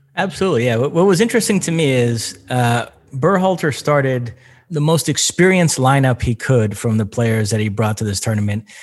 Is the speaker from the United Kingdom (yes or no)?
no; Brazil; English is a second language; moved away; also born or lived in United States; I was born and raised in Brazil, so I speak Portuguese, and then obviously lived in the United States for many years